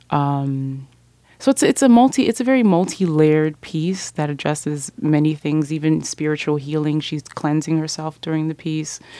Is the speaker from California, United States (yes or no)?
no; Miami, Florida, United States; because I'm from Miami